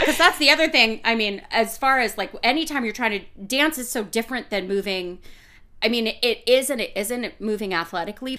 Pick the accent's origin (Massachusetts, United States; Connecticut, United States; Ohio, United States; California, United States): Massachusetts, United States; I was born in Massachusetts